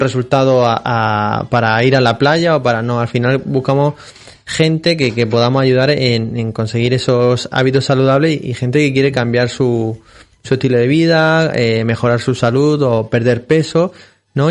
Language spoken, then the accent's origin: Spanish; Molina de Segura, Region of Murcia, Spain; yo también soy de Molina de Segura, como él